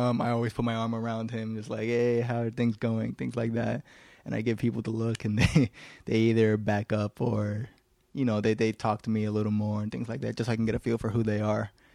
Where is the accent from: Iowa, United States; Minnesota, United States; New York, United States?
New York, United States; New York City; I was born here in Manhattan, and so were the rest of my brothers.